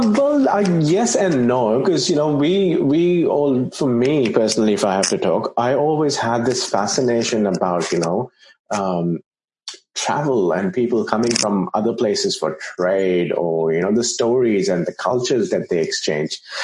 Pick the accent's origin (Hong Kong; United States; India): India; I grew up in India